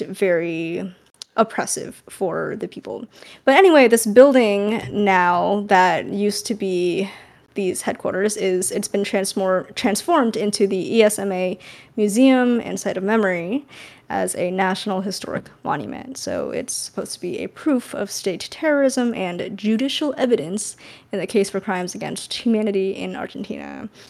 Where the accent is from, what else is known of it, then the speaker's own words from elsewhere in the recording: California, United States; I'm from California